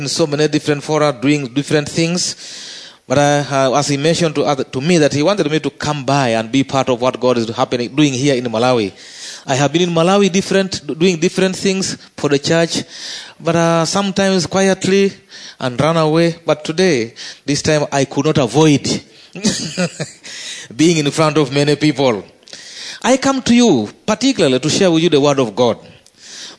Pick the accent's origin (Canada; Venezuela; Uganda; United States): Uganda; as a Ugandan